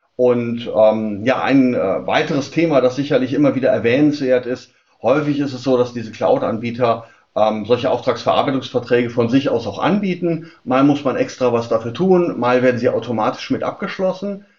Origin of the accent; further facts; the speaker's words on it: Germany; Bei uns in Deutschland